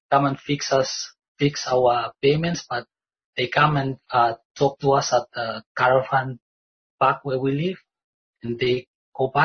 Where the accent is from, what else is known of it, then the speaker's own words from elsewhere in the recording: Vanuatu; moved away as an adult; I come from Vanuatu